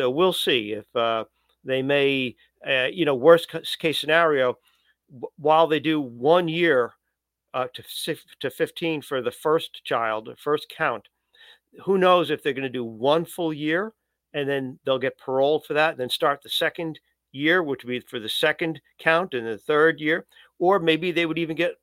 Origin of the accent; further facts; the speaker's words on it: New Yorker, United States; as a New Yorker